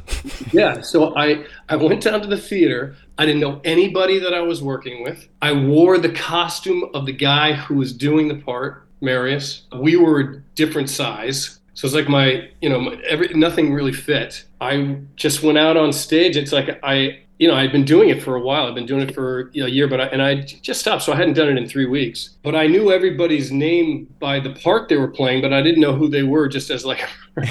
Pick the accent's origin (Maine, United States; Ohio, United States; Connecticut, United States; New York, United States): Connecticut, United States; moved away as an adult; I grew up in Connecticut, so there were a lot of woods out here. And so, in fact, I'm back. I'm living here with my kids now.